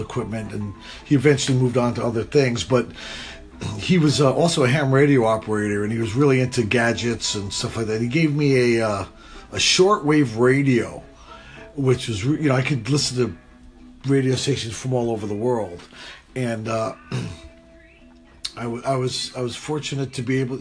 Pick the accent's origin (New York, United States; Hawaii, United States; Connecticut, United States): Connecticut, United States; New London; where I was born and raised, was uh, a little town in Connecticut called New London, Connecticut, uh, southeastern Connecticut